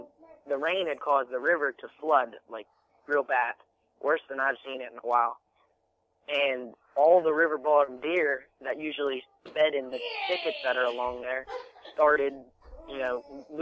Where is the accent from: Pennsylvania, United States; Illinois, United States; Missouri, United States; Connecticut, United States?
Pennsylvania, United States; Elizabeth; I'm from a small town, Elizabeth, Pennsylvania